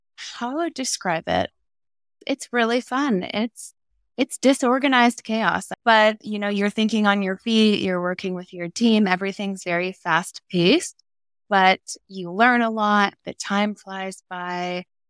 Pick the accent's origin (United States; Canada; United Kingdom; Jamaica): United States; Arizona; I am in Phoenix, Arizona, born and raised in Arizona.